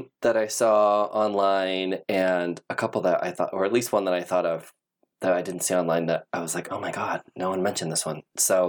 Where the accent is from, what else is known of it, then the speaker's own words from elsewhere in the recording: Midwest, United States; I'm also like from the Midwest